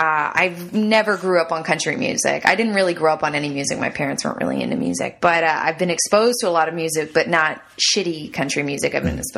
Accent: Northern Ontario, Canada; moved away as an adult; also born or lived in Toronto; I grew up in Northern Ontario, on a farm and then I moved to Toronto when I was in my early 20s and I went to theater school and I was an actress and a TV actress.

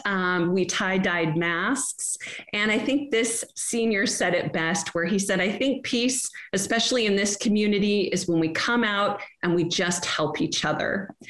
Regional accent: Ketchikan, Alaska, United States; I was able to show them around my hometown and my school

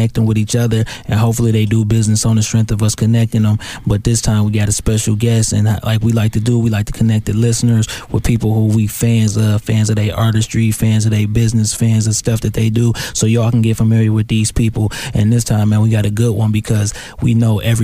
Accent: Inkster, Michigan, United States; We from Inkster

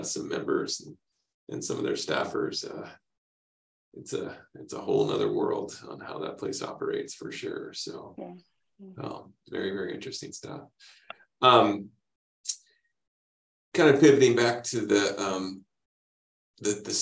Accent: Spokane, Washington, United States; I grew up in Spokane

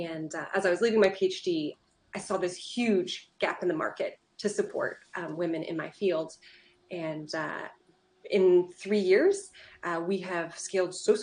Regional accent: Portland, United States; now in Seattle, United States; I'm originally from Portland.

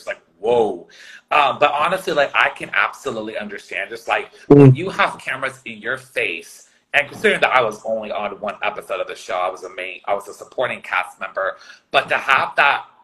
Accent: San Francisco, California, United States; now in Los Angeles, United States; my home state of California

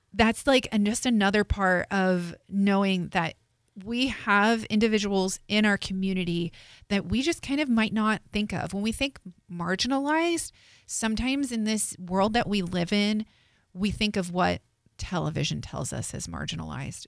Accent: Morristown, New Jersey, United States; I'm from Morristown, New Jersey

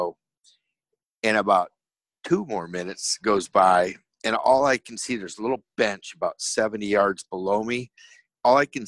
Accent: Michigan, United States; me growing up in Michigan

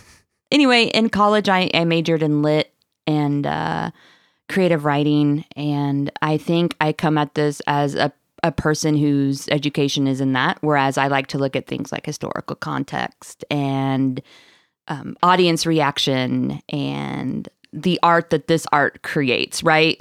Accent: Marshfield, Missouri, United States; I'm from Marshfield, Missouri

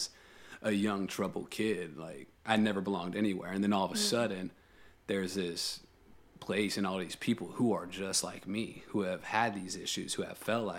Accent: Texas, United States; I grew up in Texas my entire life

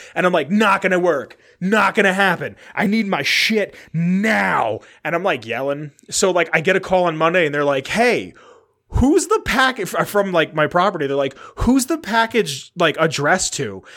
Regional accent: New York City, New York, United States; born or raised there

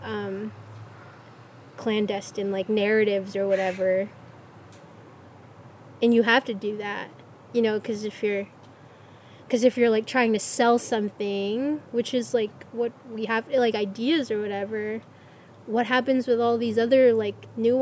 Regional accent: Gulf Coast of Florida, United States; moved away; in Florida where I grew up in the Gulf Coast

